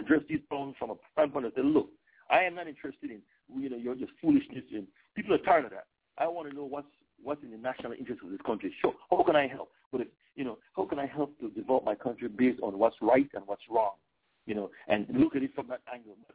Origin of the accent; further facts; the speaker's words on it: Belize; we are an English-speaking country